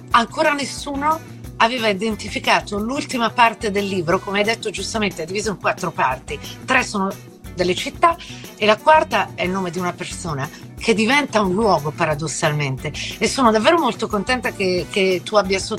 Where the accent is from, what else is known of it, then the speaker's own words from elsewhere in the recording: Italy; moved away; Io sono scappata dall'Italia. Sono scappata dall'Italia perché ovviamente per, per tutta una serie di ragioni